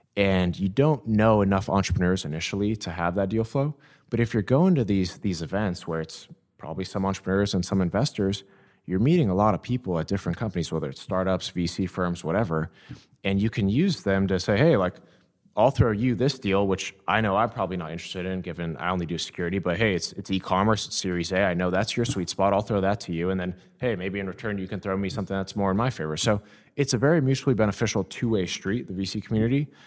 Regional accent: Downey, California, United States; I grew up in Downey, California, uh, about thirty minutes from here

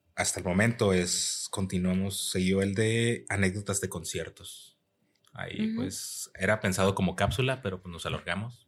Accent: Mexico; now in United States

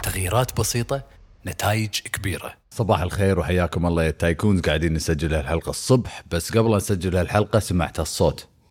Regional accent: Kuwait; عندنا بالكويت

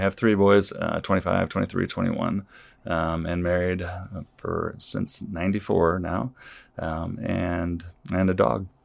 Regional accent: Saint Louis area, Illinois side, United States; moved away as an adult; also born or lived in North Liberty, Iowa; now in Iowa, United States; from the Saint Louis area on the Illinois side originally

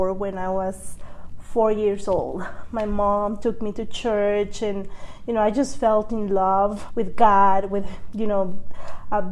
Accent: Guatemala; I am from Guatemala

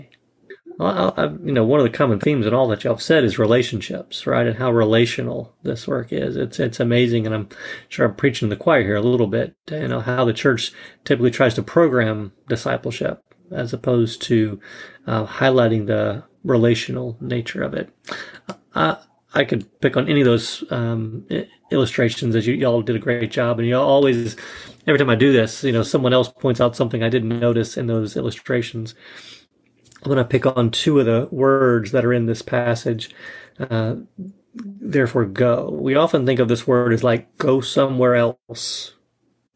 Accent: North Georgia, United States; moved away; Originally, I am from North Georgia

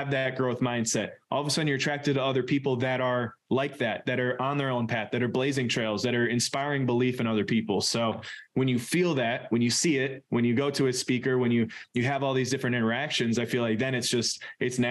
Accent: Suamico, Wisconsin, United States; growing up in Suamico

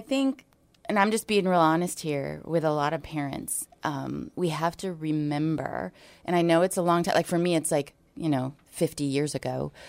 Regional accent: Hawaii, United States; So I'm from Hawaii.

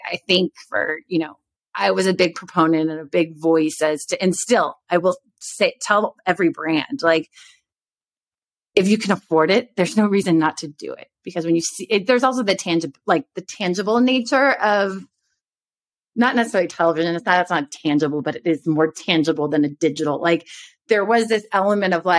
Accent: Texas, United States; moved away; also born or lived in New York; I grew up in Texas.

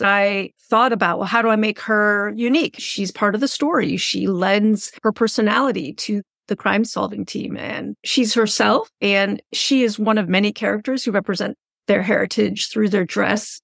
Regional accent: Sonoma, California, United States; also born or lived in Oakland, California; I grew up in Sonoma, which is the home of the Miwok people

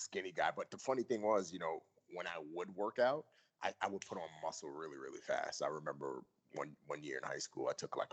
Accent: New York City, New York, United States; also born or lived in Nigeria; I grew up in the Bronx

